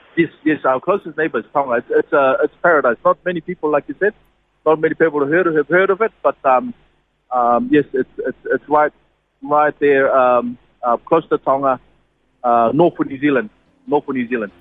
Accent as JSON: {"language": "English", "country": "Niue", "tie": "born or raised there", "moved": "yes", "said": "born and bred in Niue."}